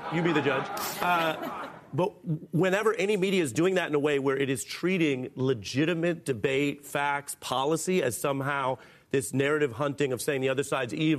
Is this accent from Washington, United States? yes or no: yes; Seattle, Washington, United States; moved away; also born or lived in New York; I was raised in Seattle, came out to New York, D.C.